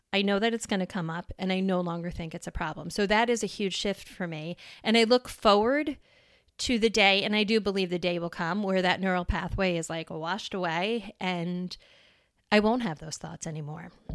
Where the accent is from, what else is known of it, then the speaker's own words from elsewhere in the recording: New York, United States; moved away as an adult; now in Wisconsin, United States; I was born and raised in New York and I moved to Wisconsin